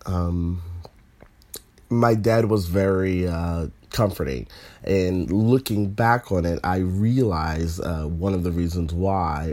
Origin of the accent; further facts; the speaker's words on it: Northern Virginia, United States; I'm from the South. I'm from North Virginia